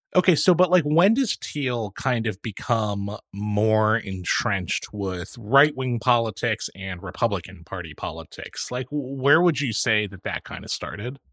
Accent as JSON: {"language": "English", "area": "Silicon Valley", "region": "California", "country": "United States", "tie": "born or raised there", "said": "It's also my hometown, a place I had always grown up knowing as a Democratic stronghold"}